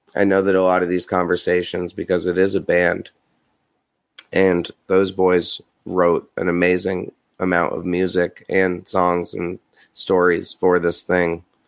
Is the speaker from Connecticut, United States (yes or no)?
no; New York, United States; I'm from New York